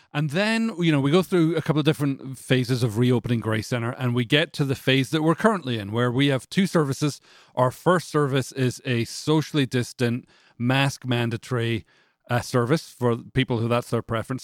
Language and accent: English; Canada; now in Franklin, United States; I'm from Canada